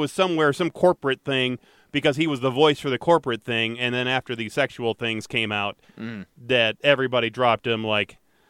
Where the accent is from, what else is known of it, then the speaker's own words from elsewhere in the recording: Michigan, United States; Growing up in Michigan, we had a huge maple tree in the front yard.